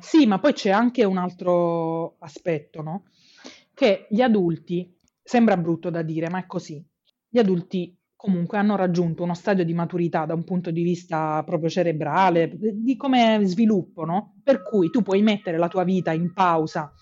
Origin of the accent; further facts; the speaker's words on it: Apulia, Italy; nelle regioni del sud Italia, da cui io vengo perché io sono pugliese